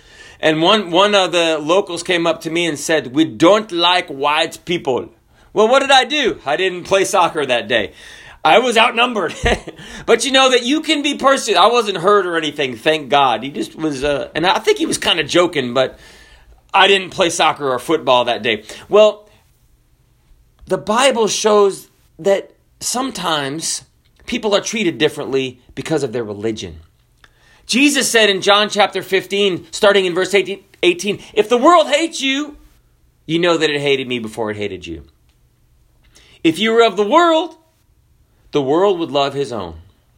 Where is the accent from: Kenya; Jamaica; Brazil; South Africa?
Kenya; born there; also born or lived in Zambia; I grew up in Africa, partially, and we wanted to play. I'm white, okay? I was born in Kenya. I lived in Zambia, which is southern Africa.